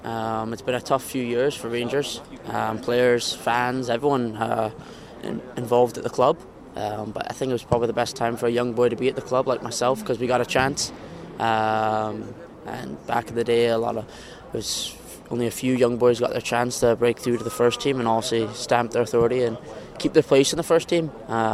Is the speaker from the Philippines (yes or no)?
no; Canada; born there; I was born in Canada, so I think I should play for Canada